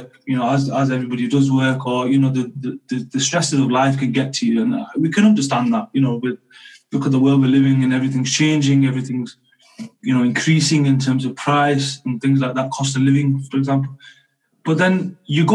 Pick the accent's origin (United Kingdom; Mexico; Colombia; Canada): United Kingdom; I'm a British Asian